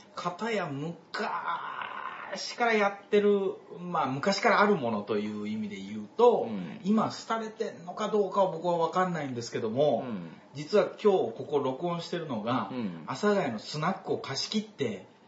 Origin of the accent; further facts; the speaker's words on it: Osaka, Japan; moved away as an adult; now in Tokyo, Japan; 僕大阪出身なので、うん大阪から東京出てきてもう10年ぐらいになるので